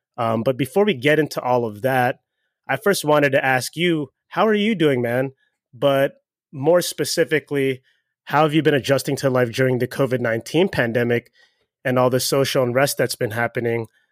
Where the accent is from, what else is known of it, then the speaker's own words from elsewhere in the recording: Baltimore, Maryland, United States; moved away; I'm from Baltimore originally